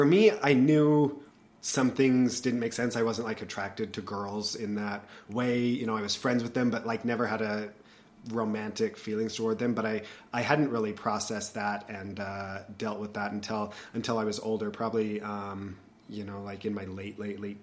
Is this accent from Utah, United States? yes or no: yes; Salt Lake City, Utah, United States; I was born and raised in Salt Lake City